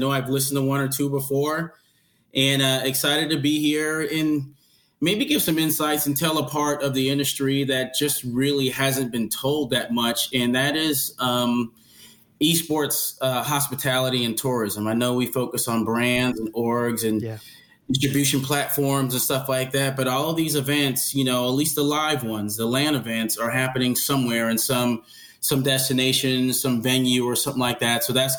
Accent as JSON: {"language": "English", "town": "New Haven", "region": "Connecticut", "country": "United States", "tie": "born or raised there", "said": "But I was born in New Haven, Connecticut, mm-hmm. and my parents are from – my mom is from – the family is from the Northeast, Connecticut, New York, New Jersey, by way of Bermuda."}